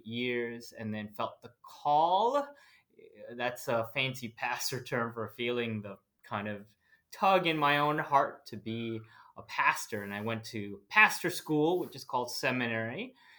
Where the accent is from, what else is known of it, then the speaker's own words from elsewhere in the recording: New Jersey, United States; moved away as an adult; now in Portland, Oregon, United States; I grew up in New Jersey, I am the son of two Filipino immigrants